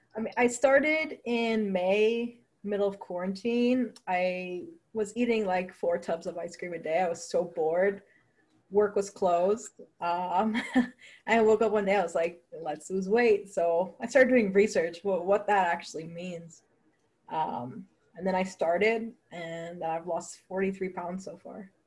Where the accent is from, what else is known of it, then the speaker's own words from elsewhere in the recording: Toronto, Ontario, Canada; I'm from Toronto, Canada